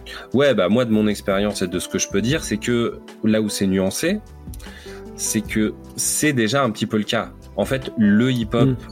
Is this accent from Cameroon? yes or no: no; France; chez nous en France